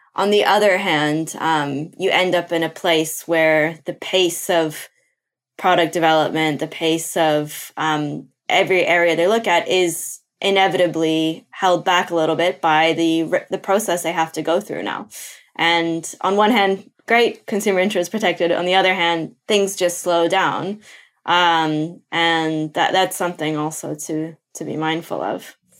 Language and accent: English; Brazil; moved away; I'm from Brazil originally. That's where I was born